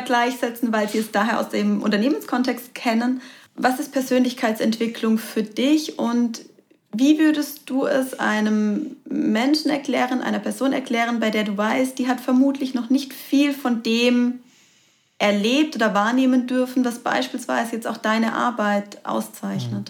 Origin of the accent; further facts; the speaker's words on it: Karlsruhe, Baden-Württemberg, Germany; Jahre hier in meiner Heimat in Karlsruhe gelebt hast